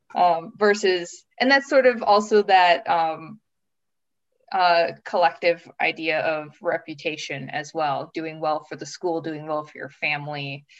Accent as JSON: {"language": "English", "region": "Minnesota", "country": "United States", "tie": "born or raised there", "also_born_or_lived": "Brooklyn, New York City / Missouri / southern Japan", "moved": "as an adult", "lives_now": "Finland", "said": "I grew up in a small town in the North Midwest state of Minnesota, which is very similar to Finland"}